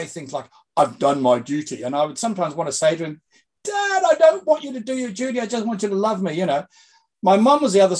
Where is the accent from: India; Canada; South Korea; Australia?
Australia; moved away as an adult; also born or lived in England; now in Sydney, Australia; I'm an Aussie, although I spent much of my time overseas in Great Britain